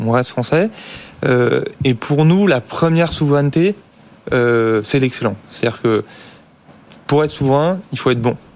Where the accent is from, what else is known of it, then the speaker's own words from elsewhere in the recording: France; en tant que Français